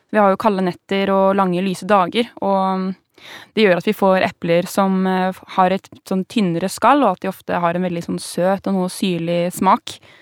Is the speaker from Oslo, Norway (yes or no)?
no; Vestby, Akershus, Norway; i Vestby, der jeg vokste opp